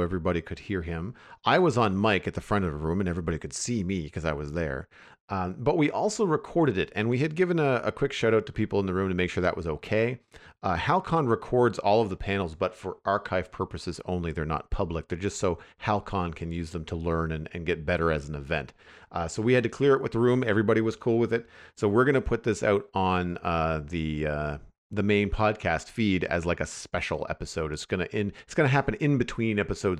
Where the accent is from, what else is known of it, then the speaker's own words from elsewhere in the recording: Halifax, Nova Scotia, Canada; I am a local cartoonist. I'm from Halifax, Dartmouth.